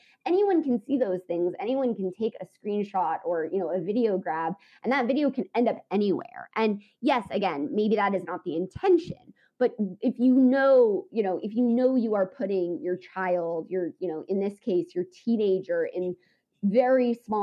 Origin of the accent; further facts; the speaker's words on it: United States; as an American